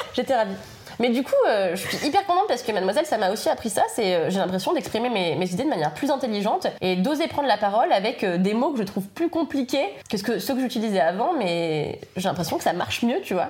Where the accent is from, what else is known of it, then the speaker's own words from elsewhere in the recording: Levallois-Perret, Île-de-France, France; also born or lived in Paris; je suis née à Paris, mais j'ai grandi à Levallois-Perret